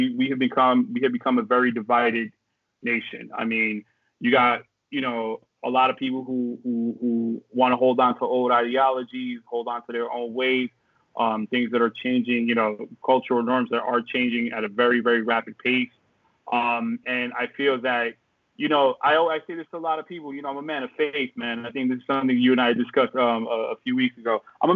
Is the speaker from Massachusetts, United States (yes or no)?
no; New York City, New York, United States; I grew up in the Bronx, man.